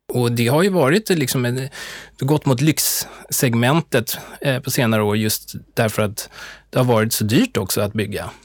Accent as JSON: {"language": "Swedish", "town": "Stockholm", "region": "Stockholm County", "country": "Sweden", "tie": "born or raised there", "also_born_or_lived": "United States", "said": "jag är ju uppväxt i Stockholm"}